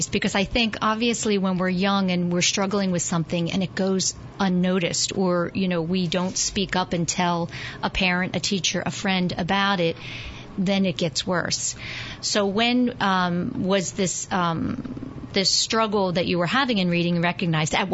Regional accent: New York City, New York, United States; I, was born and raised in Greenwich Village, New

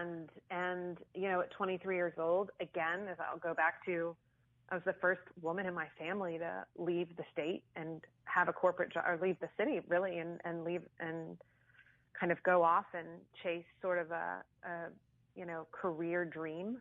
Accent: Austin, Texas, United States; I was born and raised in Austin

